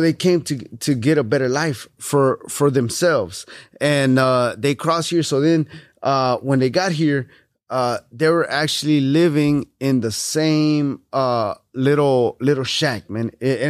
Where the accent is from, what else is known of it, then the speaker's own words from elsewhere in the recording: Houston, Texas, United States; All right, so I was born and raised here in Houston, Texas. My parents are from Mexico.